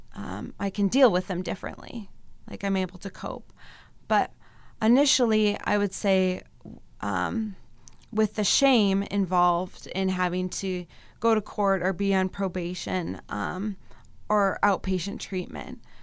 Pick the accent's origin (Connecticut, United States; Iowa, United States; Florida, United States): Iowa, United States; Mason City; also born or lived in Colorado; now in Mankato, United States; I grew up in, um, Mason City, Iowa.